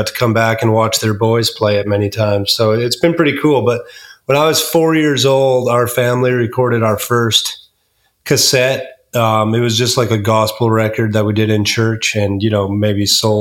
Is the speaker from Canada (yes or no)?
yes; La Crete, Alberta, Canada; moved away as an adult; now in Spring Hill, United States; I'm from Lacreed, Alberta. I grew up there